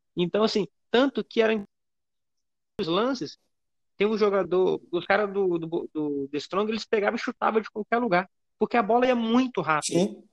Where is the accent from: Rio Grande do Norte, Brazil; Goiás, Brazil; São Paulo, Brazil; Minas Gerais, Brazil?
Minas Gerais, Brazil; Eu sou aqui de Minas e fui muito no Castor Cifuentes